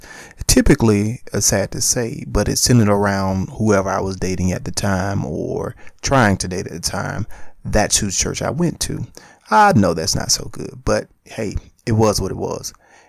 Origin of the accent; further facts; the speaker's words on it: Spartanburg, South Carolina, United States; born there; also born or lived in Atlanta, Georgia; I was born in Spartanburg, South Carolina. I went to church in Spartanburg, South Carolina. I moved to Atlanta, Georgia, East Point to be exact, Stanton Road, and a bus was taking me to church.